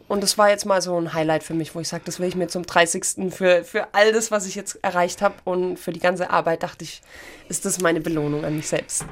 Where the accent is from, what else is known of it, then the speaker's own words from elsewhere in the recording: Dornstadt, Baden-Württemberg, Germany; Ich bin gebürtig aus Dornstadt. Ja. Das ist eine Viertelstunde von Ulm und da war ich in der Musikschule